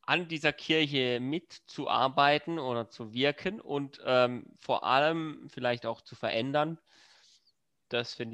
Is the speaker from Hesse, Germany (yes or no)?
no; Freiburg, Baden-Württemberg, Germany; Auch das ähm, freut mich als Freiburger sehr.